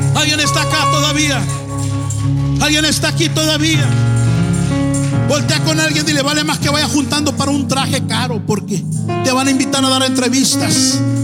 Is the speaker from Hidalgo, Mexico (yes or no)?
no; Tijuana, Baja California, Mexico; now in Los Angeles, United States; Yo soy de Tijuana.